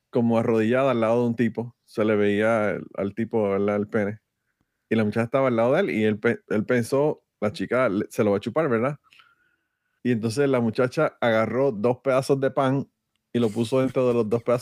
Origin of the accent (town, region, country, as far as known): Puerto Rico